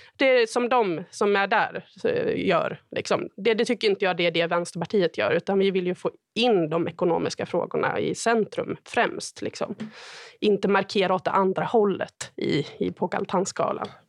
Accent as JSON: {"language": "Swedish", "town": "Sandviken", "region": "Gävleborg County", "country": "Sweden", "moved": "yes", "said": "Sandviken, där jag kommer ifrån"}